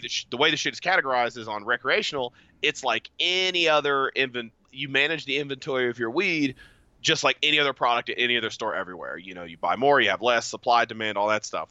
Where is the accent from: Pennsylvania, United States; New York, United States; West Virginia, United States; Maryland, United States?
West Virginia, United States; I'm from West Virginia